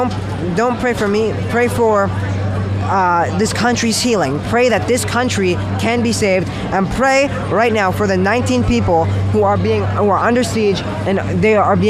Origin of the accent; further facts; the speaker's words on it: California, United States; in my home state of California